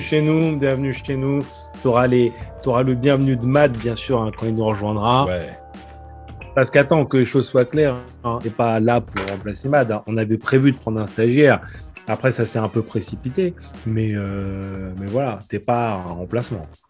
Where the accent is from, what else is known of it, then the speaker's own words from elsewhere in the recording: France; en tant que Français